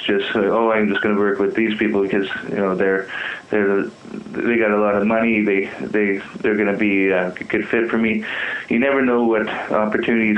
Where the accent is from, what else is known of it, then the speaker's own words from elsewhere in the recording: Saskatchewan, Canada; moved away as an adult; now in Calgary, Canada; I grew up in Saskatchewan and moved